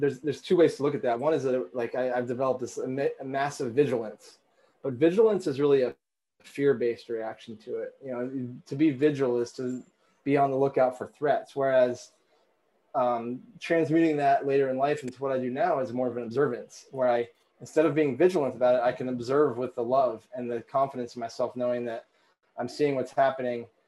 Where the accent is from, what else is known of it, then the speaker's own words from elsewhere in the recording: Vermont, United States; I grew up in Vermont